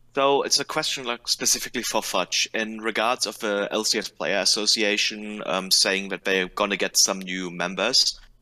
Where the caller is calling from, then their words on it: Germany; I'm calling from Germany